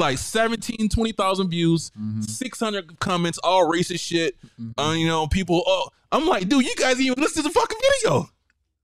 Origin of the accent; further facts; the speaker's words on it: the South, United States; because I'm black and I'm from the South.